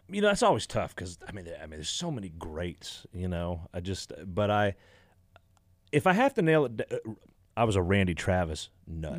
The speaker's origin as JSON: {"language": "English", "town": "Exeter", "region": "Ontario", "country": "Canada", "tie": "born or raised there", "said": "Stephen Township is where I grew up"}